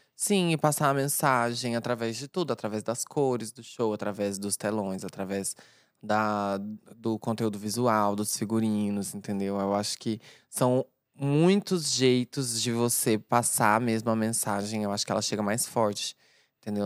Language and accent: Portuguese; Uberlândia, Minas Gerais, Brazil; now in São Paulo, Brazil; o meu background lá na minha cidade, Uberlândia